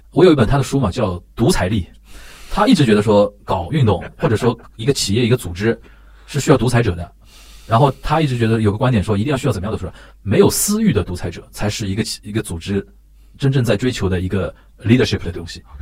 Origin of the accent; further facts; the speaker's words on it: Shanghai, China; 我们上海人不贪财